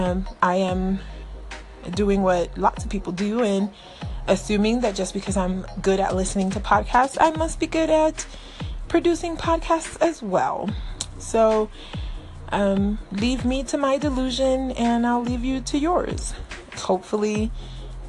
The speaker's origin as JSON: {"language": "English", "region": "Florida", "country": "United States", "tie": "born or raised there", "moved": "yes", "said": "I grew up in Florida."}